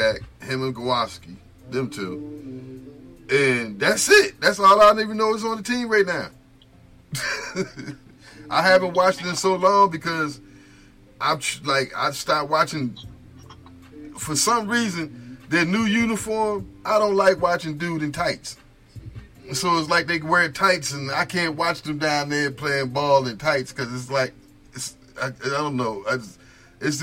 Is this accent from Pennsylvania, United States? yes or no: no; New Jersey, United States; moved away; I'm originally from Jersey.